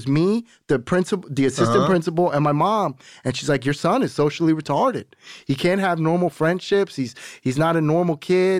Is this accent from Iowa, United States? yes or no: no; Florida, United States; I'm from Broward County, Florida.